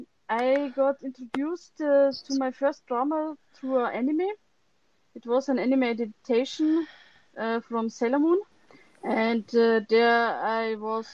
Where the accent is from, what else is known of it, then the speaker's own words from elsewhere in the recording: Germany; I'm from Germany